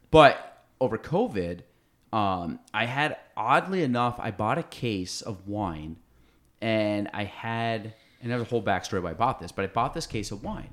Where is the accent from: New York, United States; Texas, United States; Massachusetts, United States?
New York, United States; Chazy; I was from Shazy